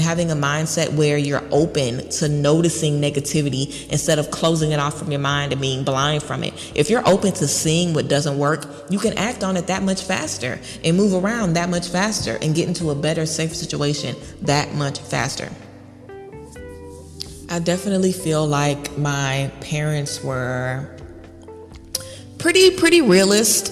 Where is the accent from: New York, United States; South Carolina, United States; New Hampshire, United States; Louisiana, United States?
Louisiana, United States; Baton Rouge; I'm from Baton Rouge, Louisiana